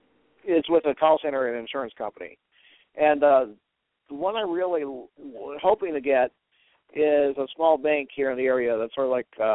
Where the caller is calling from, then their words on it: Cleveland, Ohio, United States; in Cleveland.